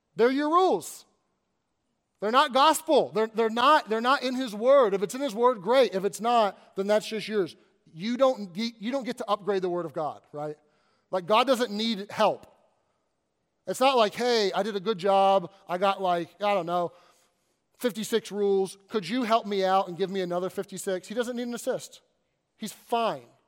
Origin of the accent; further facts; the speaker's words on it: Kentucky, United States; moved away as an adult; also born or lived in Arkansas / Southern California / Northern California; now in Pennsylvania, United States; I grew up in Kentucky